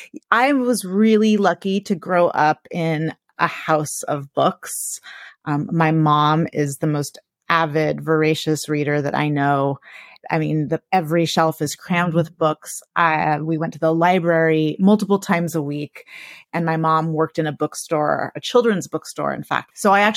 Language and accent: English; California, United States; So I grew up in California.